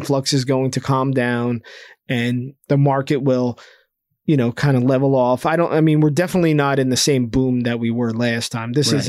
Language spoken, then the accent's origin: English; New Jersey, United States; We're people from New Jersey. We're not.